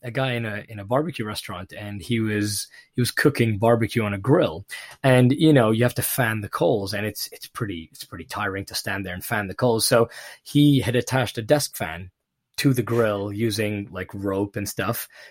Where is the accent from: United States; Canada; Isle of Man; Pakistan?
Pakistan; moved away; growing up in Pakistan